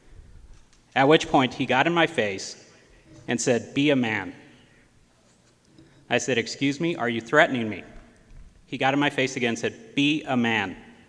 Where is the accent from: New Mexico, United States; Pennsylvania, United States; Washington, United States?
New Mexico, United States; Gallup; I was raised here in Gallup